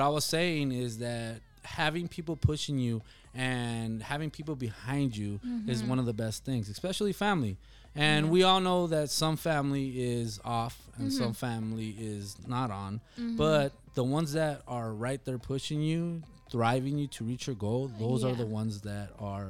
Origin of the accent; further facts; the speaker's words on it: Nogales, Arizona, United States; also born or lived in Rio Rico; Honestly, man, I grew up in Nogales and Rio, mm-hmm, Rico, and so did you.